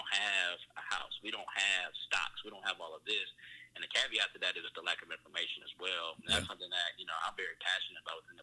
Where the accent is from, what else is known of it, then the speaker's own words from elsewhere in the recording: Fort Wayne, Indiana, United States; I was growing up in Fort Wayne, Indiana